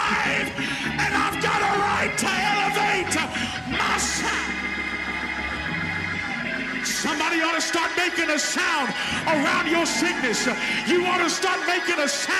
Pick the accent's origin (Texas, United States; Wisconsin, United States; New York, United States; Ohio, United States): Texas, United States; I was raised up in Texas